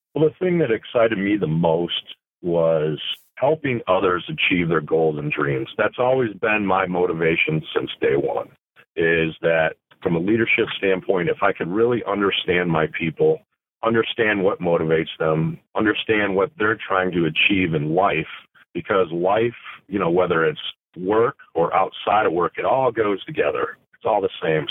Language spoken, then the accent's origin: English; Flint, Michigan, United States; the Genesee County area where I was from because born and raised in Flint, Michigan.